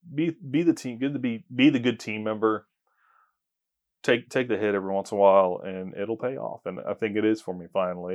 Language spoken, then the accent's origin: English; Tulsa, Oklahoma, United States; moved away as an adult; now in Oklahoma City, United States; I grew up in Tulsa, Oklahoma